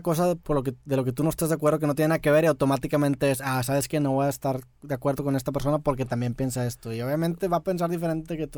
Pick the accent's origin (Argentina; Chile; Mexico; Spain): Mexico; nosotros como mexicanos